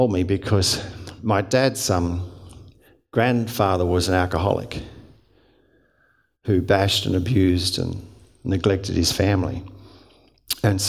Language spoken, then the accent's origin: English; Hurstville, New South Wales, Australia; I grew up in the Salvation Army. And Salvation Army, once a month we'd march into the streets of Hurstville Corps I belonged